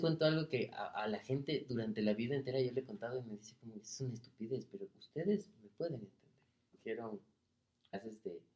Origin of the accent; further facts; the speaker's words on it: Ecuador; somos los ecuatorianos